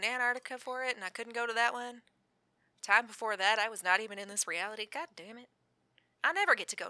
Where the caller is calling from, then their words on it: Utah, United States; I'm calling you from Utah, so it's not like they can really send anyone to hurt me.